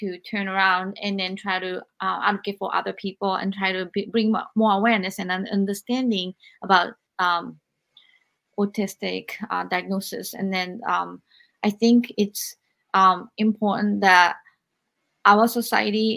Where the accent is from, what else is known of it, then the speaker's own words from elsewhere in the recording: Japan; I grew up in Japan